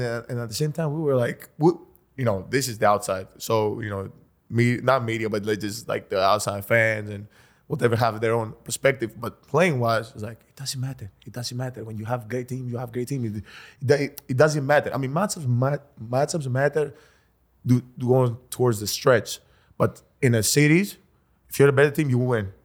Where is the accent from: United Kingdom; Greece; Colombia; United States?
Greece; moved away; we come from Greece.